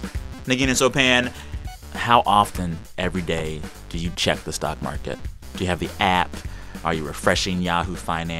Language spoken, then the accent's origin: English; Texas, United States; my home state of Texas